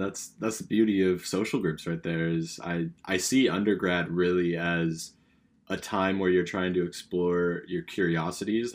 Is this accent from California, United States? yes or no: yes; California, United States; also born or lived in British Columbia, Canada; now in Canada; I'm from California, West Coast, Best Coast